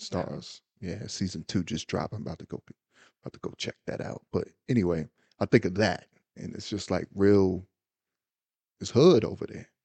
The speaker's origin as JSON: {"language": "English", "country": "United States", "said": "I'm a black American"}